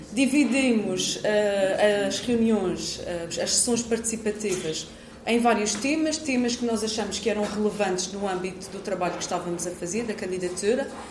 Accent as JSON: {"language": "Portuguese", "country": "Portugal", "said": "enquanto portuguesa"}